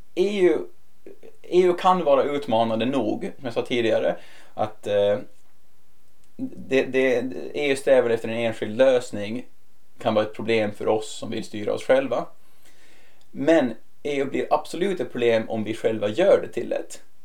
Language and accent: Swedish; Åland Islands; moved away as an adult; now in Brussels, Belgium; jag kommer få vara hemma på Åland lite oftare.